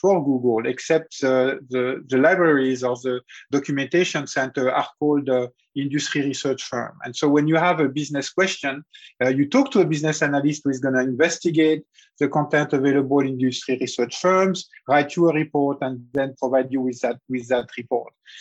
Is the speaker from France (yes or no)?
yes; Lorraine, Grand Est, France; moved away as an adult; now in United States; I grew up in the 70s in a region close to the German border called Lorraine